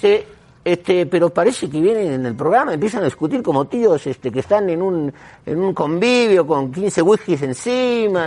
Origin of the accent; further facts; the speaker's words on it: Argentina; yo soy argentino, no, yo no sé ni hablar catalán